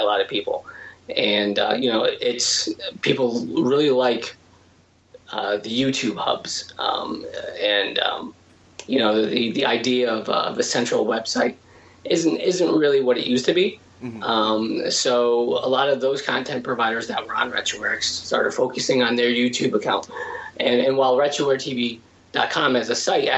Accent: Connecticut, United States; I'm from Connecticut as well

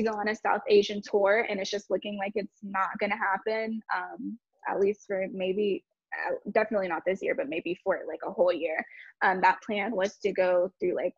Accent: Jamaica; being Jamaican

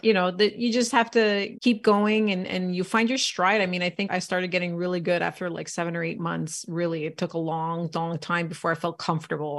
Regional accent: Canada; born and raised in Canada

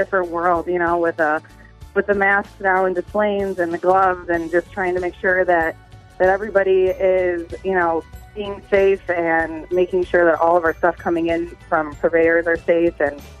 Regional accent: Des Plaines, Illinois, United States; I've been here born and raised in Displays

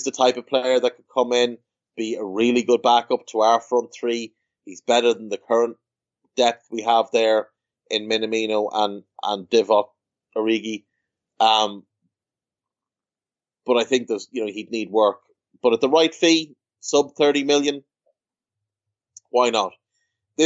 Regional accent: Ireland; I'm a scumbag from Ireland

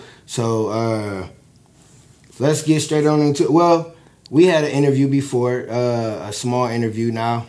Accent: Michigan City, Indiana, United States; I'm from Michigan City.

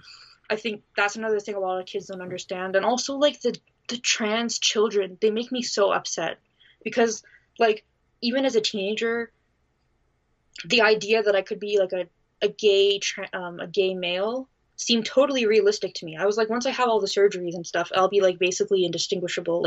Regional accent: Canada

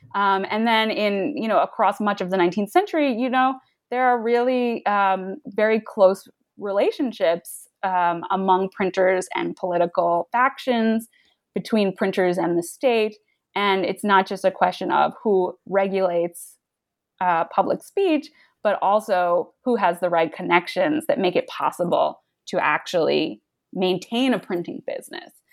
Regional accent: United States; I grew up in the New York suburbs

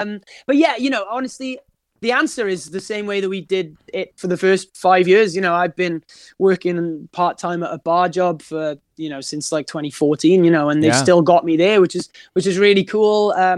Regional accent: Wales, United Kingdom; Yeah, Wales is a really, really special place because, you know, we've got this, we're a very passionate nation, first and foremost.

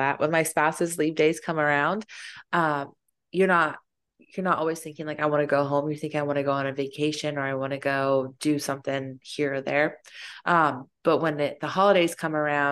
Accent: Fayetteville, United States; moved away; growing up in Fayetteville

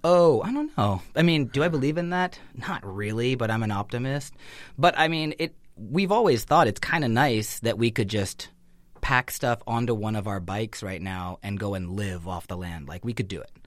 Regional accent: Northern California, United States; growing up in Northern California, you just have that opportunity to be outside a lot

